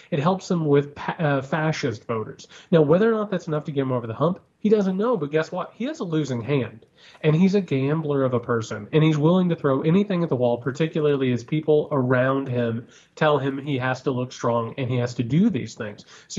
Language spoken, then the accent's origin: English; Midwest, United States; we're both from the Midwest.